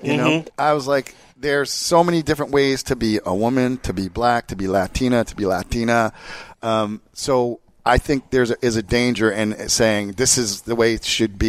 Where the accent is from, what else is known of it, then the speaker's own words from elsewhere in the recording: Jersey Shore, New Jersey, United States; moved away; also born or lived in California; I grew up at the Jersey Shore, and not the fucked up one you've seen on MTV.